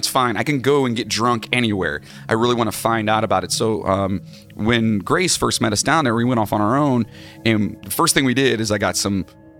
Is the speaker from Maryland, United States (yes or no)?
no; Minnesota, United States; Oh, yeah, well, we're from Minnesota, yeah. Don't you know? It's very thick.